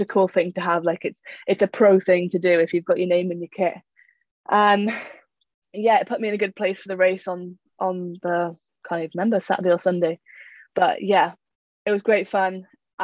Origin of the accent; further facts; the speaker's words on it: United Kingdom; as a Brit